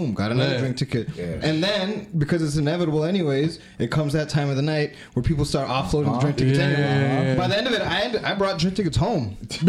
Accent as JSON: {"language": "English", "region": "New York", "country": "United States", "tie": "born or raised there", "said": "Did you hear about this ever since like we grew up in New York region?"}